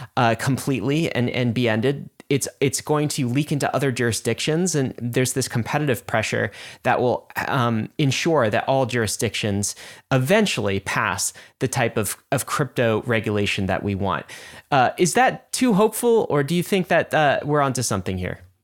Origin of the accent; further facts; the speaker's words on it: United States; because I'm an American